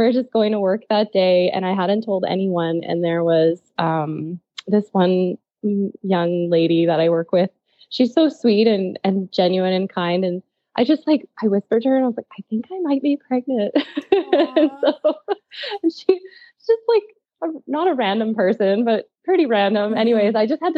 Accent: Quebec, Canada; moved away as an adult; now in Saskatoon, Canada; I'm originally from Quebec, and I moved out to Saskatoon, I think 9 years ago now, to study pharmacy.

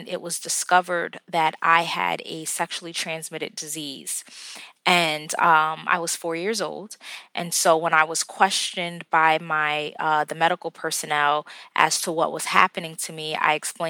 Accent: Bridgeport, Connecticut, United States; I am actually from Bridgeport, Connecticut

